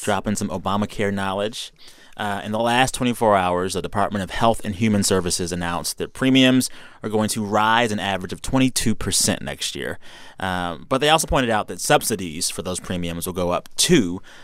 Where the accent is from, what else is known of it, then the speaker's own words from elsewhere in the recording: San Antonio, Texas, United States; moved away; I am from San Antonio and Bear County, that county